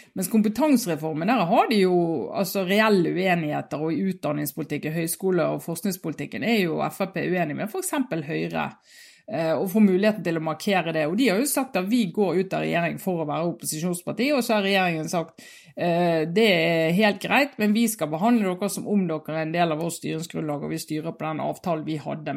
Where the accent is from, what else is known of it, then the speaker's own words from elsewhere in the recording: Norway; vi på 80-tallet hjemme i Norge